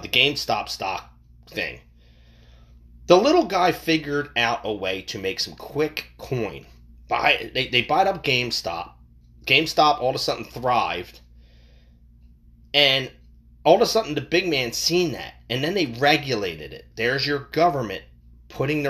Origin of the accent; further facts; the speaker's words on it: United States; we as the American people